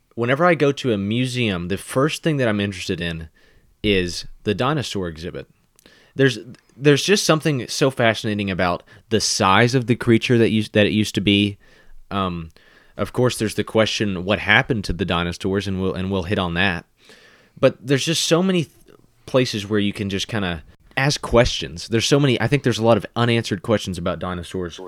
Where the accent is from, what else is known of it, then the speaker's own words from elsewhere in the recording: Kentucky, United States; I would just say, "Oh, I'm from Kentucky," and then I might even describe a certain region of Kentucky that I'm from